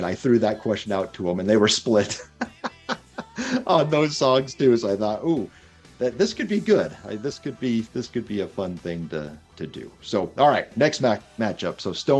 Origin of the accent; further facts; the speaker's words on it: Ontario, Canada; the born and raised in South Detroit, also known as Canada. Or the Detroit River, because there's no South Detroit.